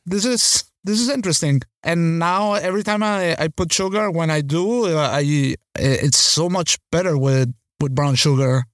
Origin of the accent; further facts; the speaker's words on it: Venezuela; growing up in Venezuela